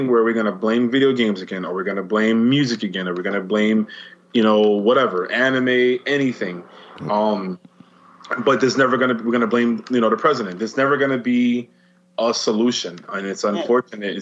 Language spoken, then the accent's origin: English; New York City, New York, United States; as a New Yorker, as someone who's lived here their entire life